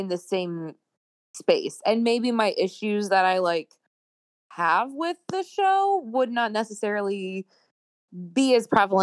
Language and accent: English; the South, United States; we're from the South